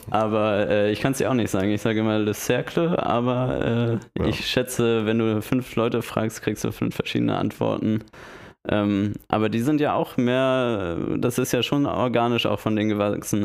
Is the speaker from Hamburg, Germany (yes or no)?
yes; Hamburg, Germany; als Hamburger